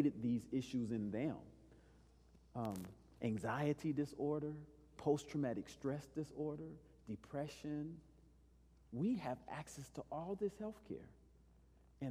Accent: El Paso, Texas, United States; I grew up in El Paso.

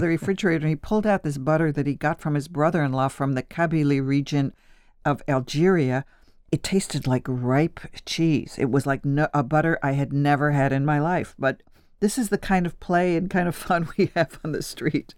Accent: Buffalo / Niagara Falls, New York, United States; moved away as an adult; now in Paris, France; My Sicilian grandfather taught me how to cook in Buffalo, New York, and my father was a small Italian food merchant in Niagara Falls

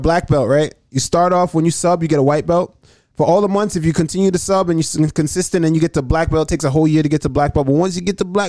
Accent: Jamaica; now in United States; I'm Jamaican.

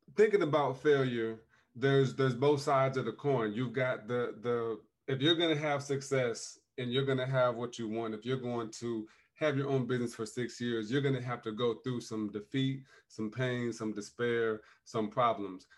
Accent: South Bend, Indiana, United States; my hometown of South Bend

